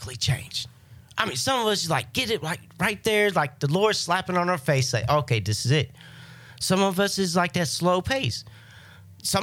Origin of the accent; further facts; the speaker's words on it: Kansas City, Missouri, United States; moved away as an adult; now in Florida, United States; I'm not from Florida. You know, I'm from good old Kansas City, Missouri.